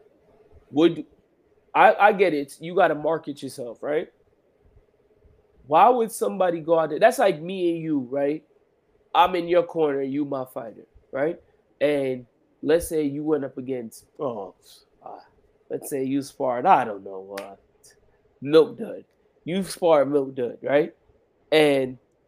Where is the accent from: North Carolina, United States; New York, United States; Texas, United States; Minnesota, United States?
New York, United States; I'm from New York